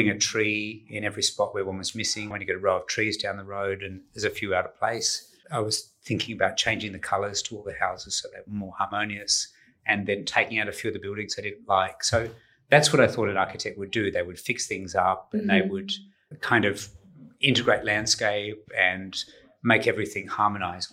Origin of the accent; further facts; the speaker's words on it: country Western Australia, Australia; also born or lived in New Zealand; moved to Western Australia when I was 2 years old. And so I grew up in the country in WA.